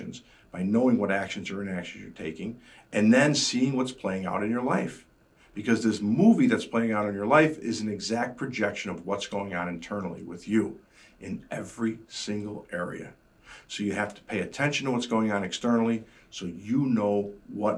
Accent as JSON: {"language": "English", "town": "Chicago", "region": "Illinois", "country": "United States", "said": "being a Chicagoan"}